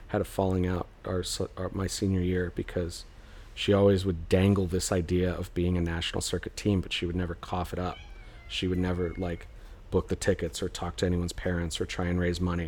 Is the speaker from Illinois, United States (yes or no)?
no; Mesa, Arizona, United States; moved away; also born or lived in Phoenix, Arizona; So I was born in Phoenix. I was raised in Mesa